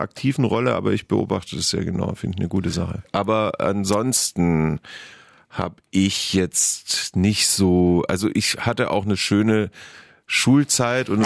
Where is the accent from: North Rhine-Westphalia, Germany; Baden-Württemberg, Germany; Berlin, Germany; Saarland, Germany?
Baden-Württemberg, Germany; Heidenheim; moved away; ich habe nur gute Erinnerungen an meine Kindheit in Heidenheim